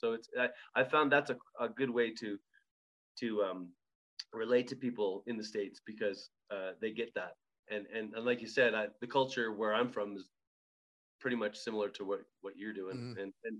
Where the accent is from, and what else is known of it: Alberta, Canada; born or raised there